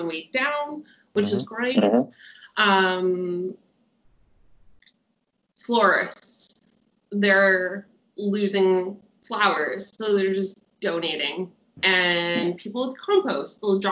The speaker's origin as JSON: {"language": "English", "town": "Winnipeg", "region": "Manitoba", "country": "Canada", "moved": "as an adult", "lives_now": "Sydney, Australia", "said": "I am from Winnipeg, Manitoba, Canada. I moved here almost 2 years ago to Sydney, Australia"}